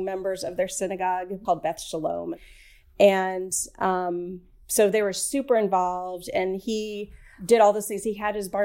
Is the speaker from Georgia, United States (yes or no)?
yes; Atlanta, Georgia, United States; also born or lived in Chicago; now in Cleveland, United States; I grew up in Atlanta